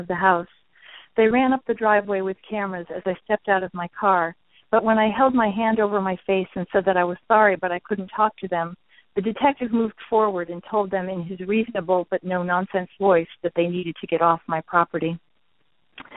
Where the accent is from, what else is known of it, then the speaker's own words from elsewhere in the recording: outside Albany, New York, United States; my hometown. Outside Albany, New York